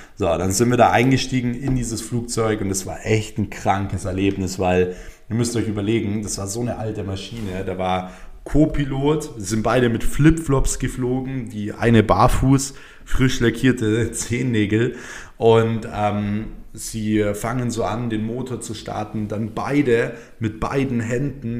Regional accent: Germany; bei uns in Deutschland

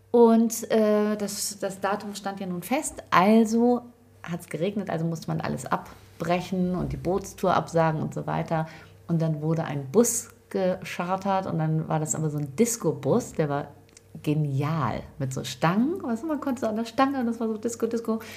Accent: Lower Saxony, Germany; Bei uns in Ostfriesland

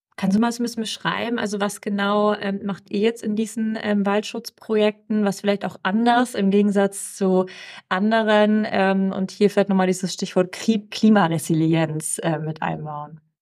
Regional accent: Ulm, Baden-Württemberg, Germany; moved away; Ich komme aus Ulm, ich bin ja Schwäbin

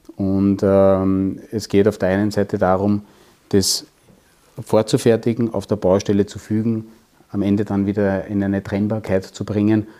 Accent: Waldviertel, Lower Austria, Austria; ich bin im Waldviertel aufgewachsen und komme aus einer Tischlerei

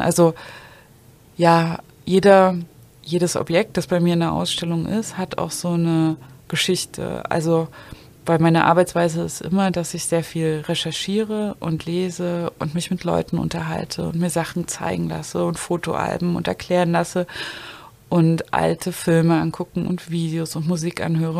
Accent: village near Zwickau, Saxony, Germany; moved away as an adult; also born or lived in Dresden; now in Berlin, Germany; ich bin ja auf dem Dorf aufgewachsen

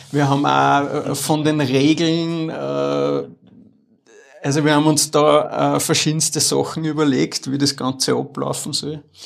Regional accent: Upper Austria, Austria; ich bin in Oberösterreich aufgewachsen, in Wörs

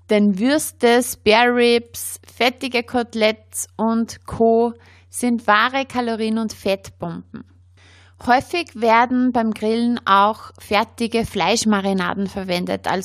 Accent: Austria; sehr beliebt bei uns in Österreich sind auch Kräuter- und Knoblauchbaguettes

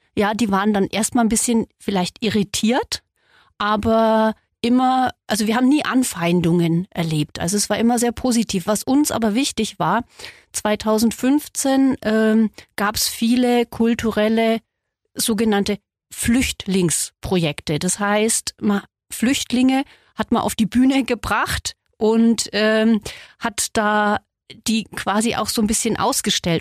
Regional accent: Solnhofen, Bavaria, Germany; Ich bin in einem Dorf in Mittelfranken aufgewachsen, in Sollenhofen im Altmühltal

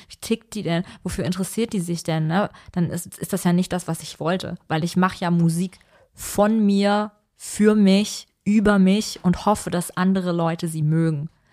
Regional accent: Vellmar, Hesse, Germany; ich komme nämlich eigentlich ja gar nicht per se aus Kassel, sondern ich bin ja in Felmer aufgewachsen

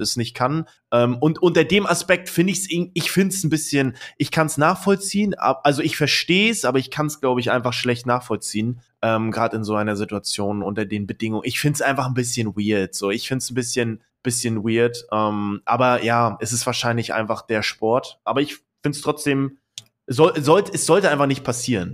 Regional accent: East Germany, Germany; Bei uns im Osten

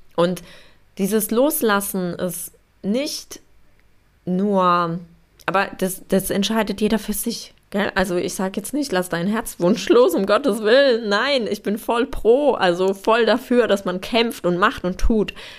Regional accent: Poland; now in Germany; Also ich komme ursprünglich aus Polen

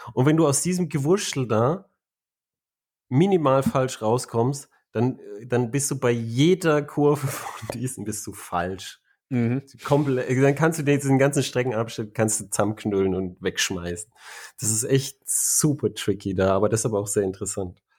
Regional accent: Germany; ich bin ja äh, ein Deutscher.

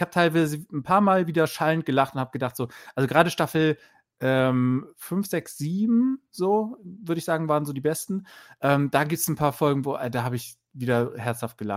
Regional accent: Bremen, Germany; es gibt nämlich den Devisa-Kurier in Bremen, ich komme aus Bremen

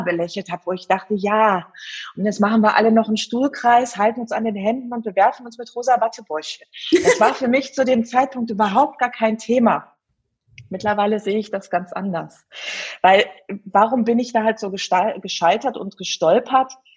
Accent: Herten, North Rhine-Westphalia, Germany; ich komme hier mitten aus dem Ruhrpott, aus dem wunderschönen Herten

